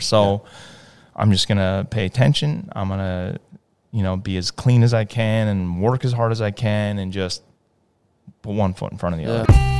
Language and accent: English; Hartford, Connecticut, United States; I was born in Hartford, Connecticut.